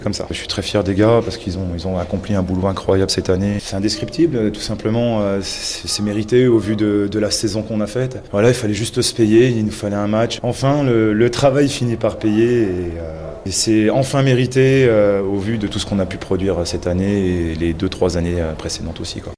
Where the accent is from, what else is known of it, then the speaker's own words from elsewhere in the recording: Dijon, Bourgogne-Franche-Comté, France; On est chez moi ici. Je suis né à Dijon.